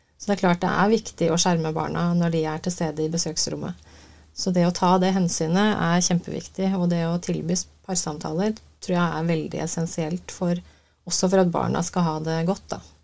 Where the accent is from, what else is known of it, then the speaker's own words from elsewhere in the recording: Uvdal, Buskerud, Norway; moved away; Ja, jeg er eh, opprinnelig fra Uvdal. Fineste fjellbygda i Norge.